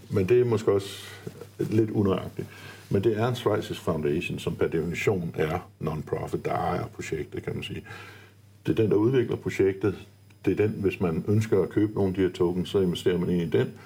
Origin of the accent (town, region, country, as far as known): Denmark